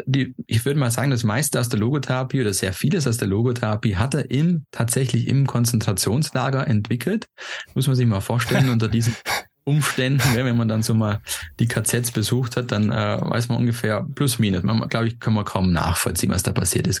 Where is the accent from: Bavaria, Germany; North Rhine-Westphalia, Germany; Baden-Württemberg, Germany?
Baden-Württemberg, Germany; Stuttgart; moved away as an adult; also born or lived in Austria / Switzerland; ich bin damals in Stuttgart aufgewachsen, habe in Österreich studiert, in der Schweiz dann sechs Jahre gearbeitet